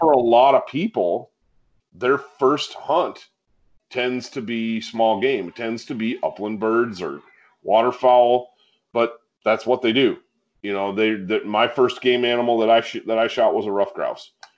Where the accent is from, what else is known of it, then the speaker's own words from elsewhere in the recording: Michigan, United States; we grew up in the woods